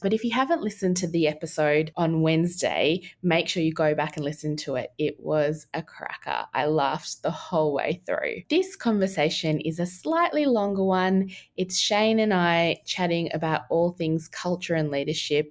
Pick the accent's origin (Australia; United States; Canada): Australia; Wurundjeri land, Victoria; I was born and raised on Wurundjeri land